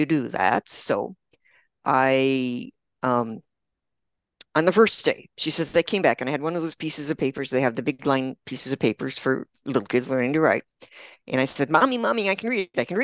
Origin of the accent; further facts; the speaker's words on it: Milwaukee, Wisconsin, United States; moved away as an adult; also born or lived in Austin, Texas; now in Spain; I grew up in Milwaukee, and I grew up in a blue collar family in a blue collar neighborhood